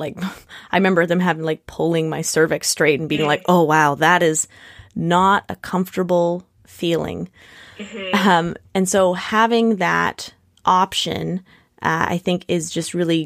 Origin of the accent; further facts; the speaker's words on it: Nanaimo, British Columbia, Canada; now in Victoria, Canada; I grew up in Nanaimo, but now live in Victoria